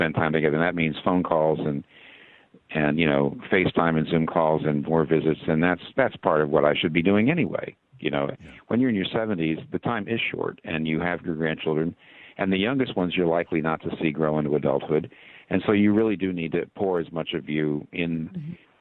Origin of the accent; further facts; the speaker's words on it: Philadelphia, Pennsylvania, United States; moved away; I'm not a Pittsburgher. You know, I'm from the Philadelphia area